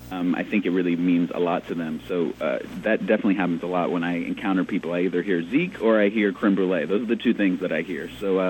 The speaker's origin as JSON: {"language": "English", "town": "Indianapolis", "region": "Indiana", "country": "United States", "tie": "born or raised there", "also_born_or_lived": "Los Angeles", "moved": "yes", "said": "I grew up in Indianapolis before me and my family moved to L.A."}